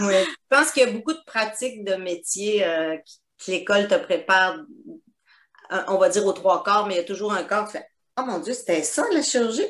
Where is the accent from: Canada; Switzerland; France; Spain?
Canada; Quebec; moved away as an adult; now in Guadeloupe; ça fait donc 21 ans que je suis partie du Québec